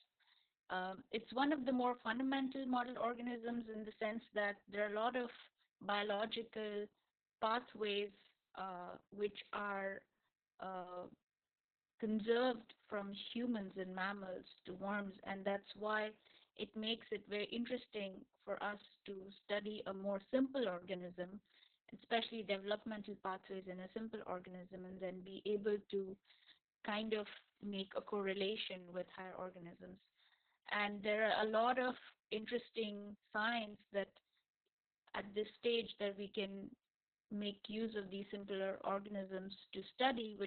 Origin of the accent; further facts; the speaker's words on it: India; moved away as an adult; also born or lived in Germany; now in Saudi Arabia; I come from India